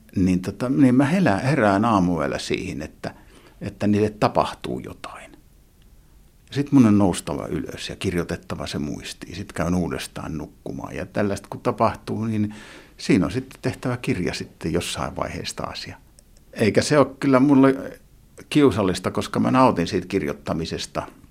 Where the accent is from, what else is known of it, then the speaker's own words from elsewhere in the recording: Lahti, Päijät-Häme, Finland; Mä vietin lapsuuteni, lapsuuteni täällä Lahdessa